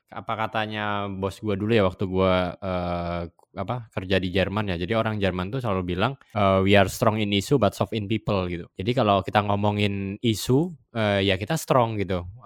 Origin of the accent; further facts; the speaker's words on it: Java, Indonesia; Gue gua orang Jawa ya.